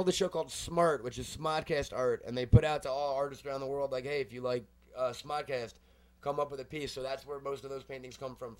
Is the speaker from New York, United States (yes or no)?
yes; Long Island, New York, United States; I'm from Long Island, New York.